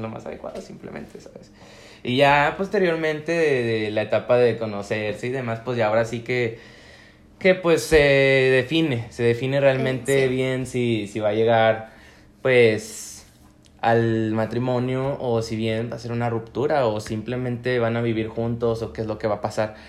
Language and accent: Spanish; Comarca Lagunera, Mexico; soy activista lagunero